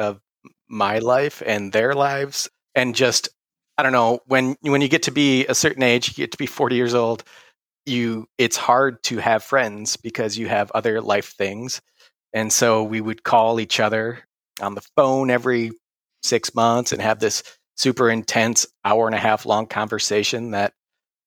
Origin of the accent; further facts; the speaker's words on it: Michigan, United States; moved away as an adult; now in Massachusetts, United States; I'm from Michigan originally.